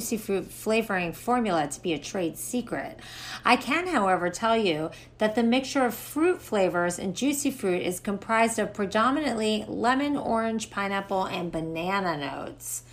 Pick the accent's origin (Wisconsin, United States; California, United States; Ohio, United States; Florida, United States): Florida, United States; I'm from Florida.